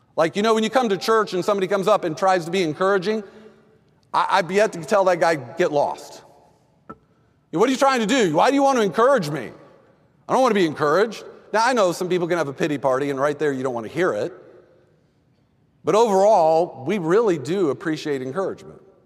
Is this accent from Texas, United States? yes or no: yes; Texas, United States; I grew up in Texas